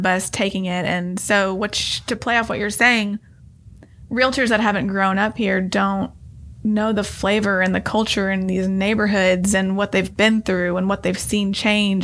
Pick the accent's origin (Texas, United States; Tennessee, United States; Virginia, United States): Tennessee, United States; Nashville; I grew up in Inglewood when it was not cool to be there